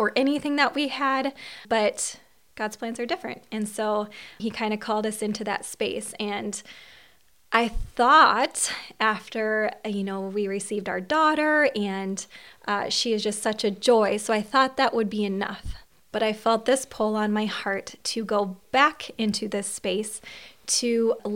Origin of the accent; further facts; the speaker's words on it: Long Prairie, Minnesota, United States; accent: Minnesota; I am from Long Prairie, Minnesota